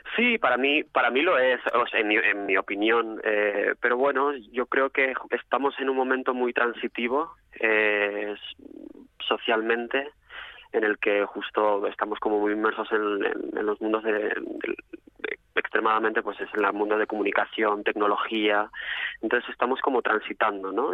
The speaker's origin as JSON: {"language": "Spanish", "town": "Mieres", "region": "Asturias", "country": "Spain", "tie": "born or raised there", "moved": "as an adult", "lives_now": "Madrid, Spain", "said": "Mi tierra natal, sí. Yo soy de nacido en Mieres"}